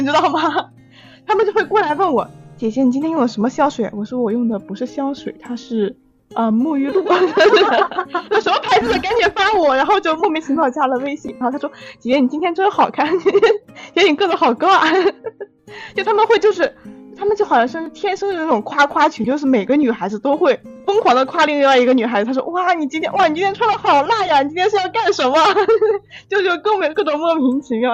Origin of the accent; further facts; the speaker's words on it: northern China, China; 我是个北方人嘛，我沉迷于麻辣烫